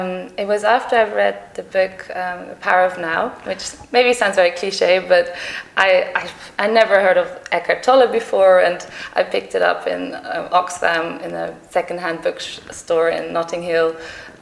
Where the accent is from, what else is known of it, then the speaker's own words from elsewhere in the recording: Germany; moved away as an adult; also born or lived in Sydney, Australia / Netherlands / Manchester, United Kingdom; now in London, United Kingdom; I was actually born in Sydney, and I grew up in the Netherlands and in Germany.